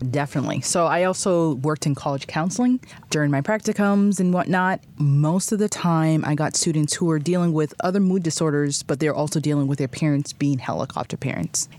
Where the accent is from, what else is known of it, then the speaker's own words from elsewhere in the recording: Boston, Massachusetts, United States; moved away as an adult; also born or lived in Haiti (ancestry); now in Chicago, United States; I'm from the Boston area